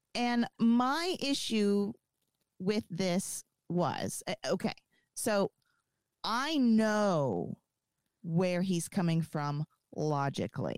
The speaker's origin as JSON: {"language": "English", "region": "the South", "country": "United States", "tie": "born or raised there", "said": "I was raised in the South."}